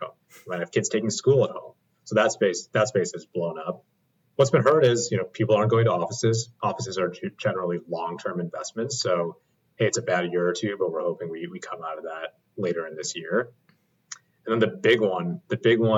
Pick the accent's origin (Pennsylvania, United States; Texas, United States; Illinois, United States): Illinois, United States; Chicago; now in Orange County, United States; I'm from Chicago